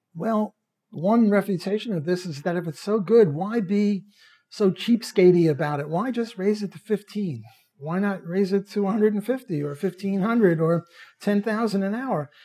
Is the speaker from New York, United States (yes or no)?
yes; New York City, New York, United States; moved away; When I was a kid, I'm Jewish from Brooklyn